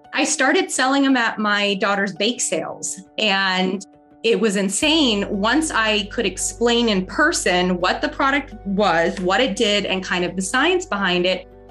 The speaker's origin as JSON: {"language": "English", "town": "San Diego", "region": "California", "country": "United States", "tie": "born or raised there", "moved": "as an adult", "lives_now": "Florida, United States", "said": "I grew up in San Diego, California"}